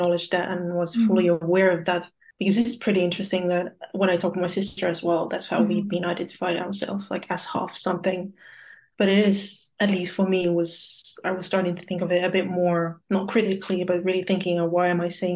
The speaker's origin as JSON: {"language": "English", "country": "Luxembourg", "tie": "born or raised there", "said": "where my family is based, where I grew up. So that was Luxembourg."}